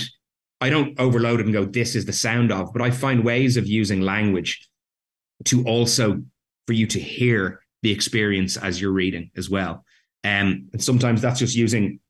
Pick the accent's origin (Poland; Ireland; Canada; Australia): Ireland; I grew up in Ireland